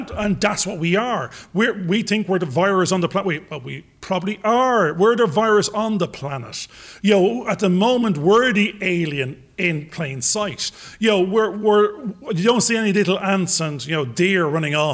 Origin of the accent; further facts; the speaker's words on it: Ireland; accent: Irish; I'm an Irish paddy, being that I am